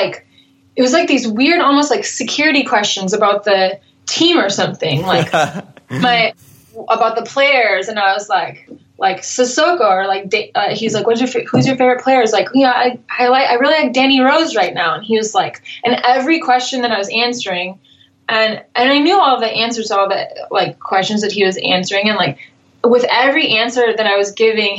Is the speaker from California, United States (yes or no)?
yes; California, United States; accent: American